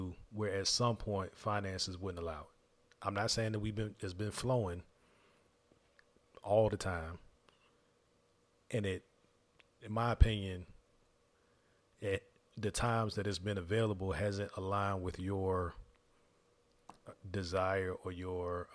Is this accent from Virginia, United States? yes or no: yes; Virginia, United States; moved away as an adult; also born or lived in Dubai; we're from the East Coast. Yeah. Both of us are from the East Coast. So my family, our every 5-year vacation, when we could take one time we drove from Virginia to Canada.